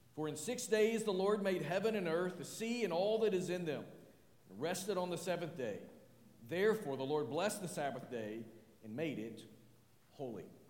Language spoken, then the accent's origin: English; northwest Arkansas, United States; as I was growing up in northwest Arkansas